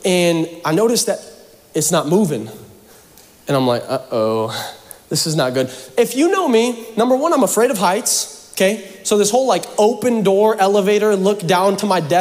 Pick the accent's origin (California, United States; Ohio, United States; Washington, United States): Washington, United States; Seattle; I'm from Seattle